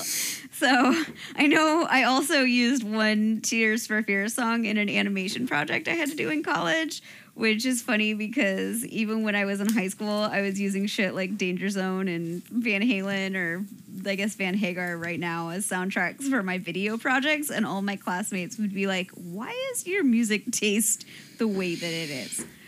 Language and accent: English; Ohio, United States; moved away